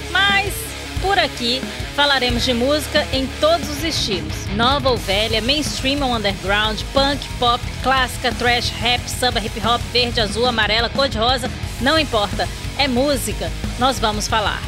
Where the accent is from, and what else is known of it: Minas Gerais, Brazil; now in Rio de Janeiro, Brazil